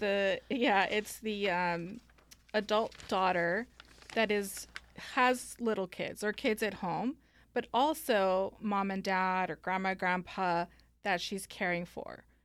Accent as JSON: {"language": "English", "region": "Northern California", "country": "United States", "tie": "born or raised there", "also_born_or_lived": "Guanajuato, Mexico", "said": "went to California, uh, up in Northern California, and grew up there"}